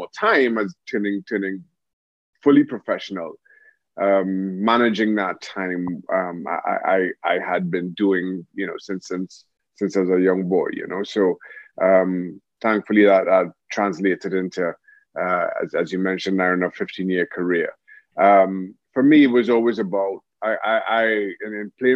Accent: Diego Martin, Trinidad & Tobago; moved away; also born or lived in England; Grew up in Diego Martin, played football all my life, St. Mary's College

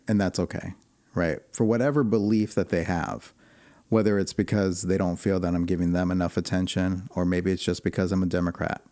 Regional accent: Chicago, Illinois, United States; also born or lived in Arizona; now in Portland, United States; I was born and raised in Chicago

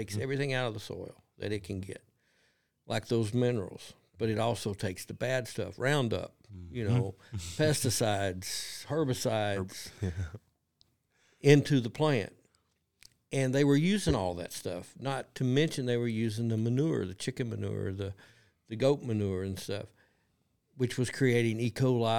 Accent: Kentucky, United States; I'm from Kentucky. I'm a dumb old country boy from Kentucky.

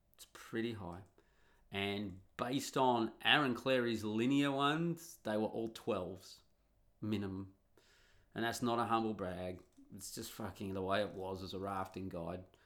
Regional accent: Australia; moved away as an adult; also born or lived in Italy; now in Netherlands; when I grew up in Australia in the nineteen eighties

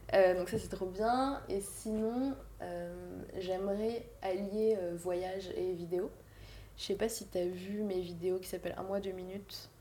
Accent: Paris, Île-de-France, France; je suis née à Paris, j'ai grandi à Paris, dans, le, enfin, dans 11e

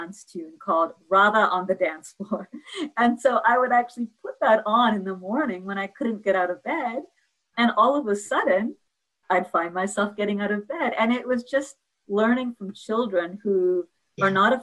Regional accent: New York, United States; I'm a New Yorker.

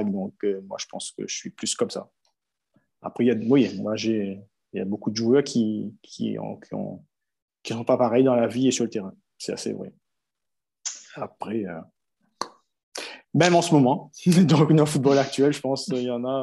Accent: Saint-Joseph, Réunion, France; moi j'habitais un quartier de Saint-Joseph, donc s'appelle Langevin. Donc j'ai grandi à Langevin.

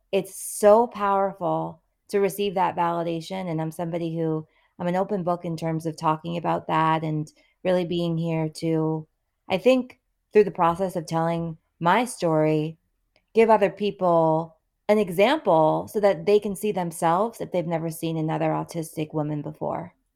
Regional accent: Massachusetts, United States; also born or lived in New York; growing up in the Massachusetts public school system

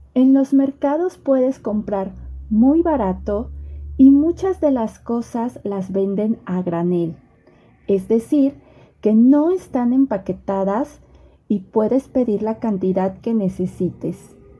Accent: Mexico; yo como mexicana

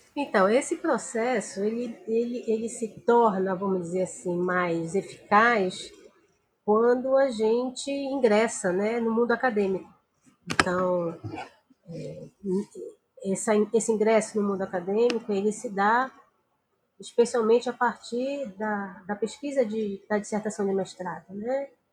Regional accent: Amazon, Brazil; muito perto de onde eu sou, que é da região amazônica

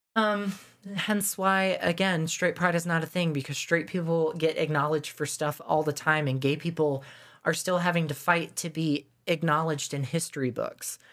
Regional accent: the South, United States; growing up in the South in school

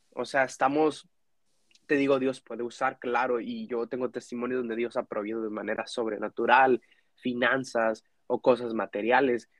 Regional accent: Mexico; now in Dallas, United States; como mexicano, como latino que crecí en la iglesia

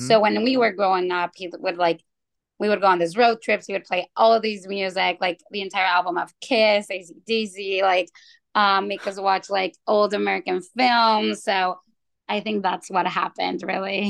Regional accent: Mexico; also born or lived in Tucson, United States; now in Chicago, United States; I was raised in Mexico

